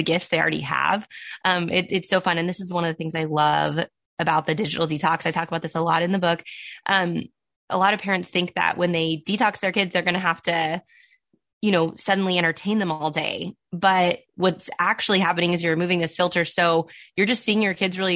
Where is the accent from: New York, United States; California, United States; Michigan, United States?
California, United States; Southern; Born and raised in Southern California